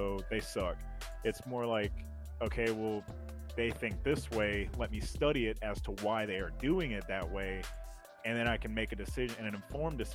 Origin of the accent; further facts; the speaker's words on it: Alabama, United States; growing up in Alabama